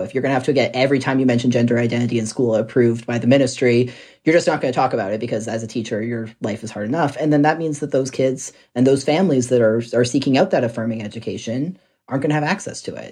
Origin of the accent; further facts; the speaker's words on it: Red Deer, Alberta, Canada; my hometown in Red Deer